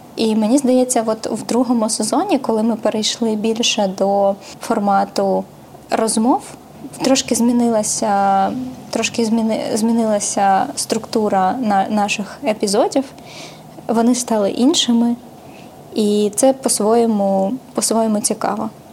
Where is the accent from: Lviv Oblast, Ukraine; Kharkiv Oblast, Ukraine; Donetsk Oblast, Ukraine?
Donetsk Oblast, Ukraine; Mariupol; now in Kyiv, Ukraine; я з Маріуполя, бо моя сім'я з Маріуполя